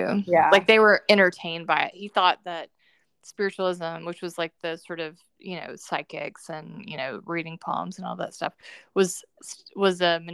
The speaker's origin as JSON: {"language": "English", "region": "the South", "country": "United States", "tie": "born or raised there", "said": "I grew up in the South"}